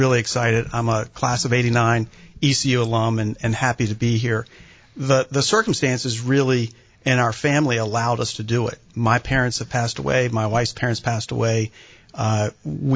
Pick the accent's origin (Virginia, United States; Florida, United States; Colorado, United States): Virginia, United States; Richmond; moved away as an adult; now in Greenville, United States; my hometown of Richmond